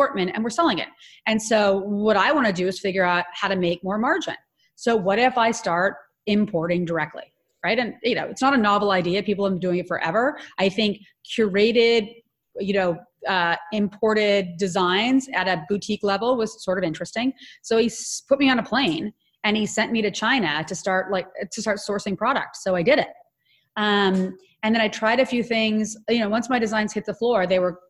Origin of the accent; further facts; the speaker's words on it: Ottawa, Ontario, Canada; So I'm Canadian. I grew up in Ottawa, Canada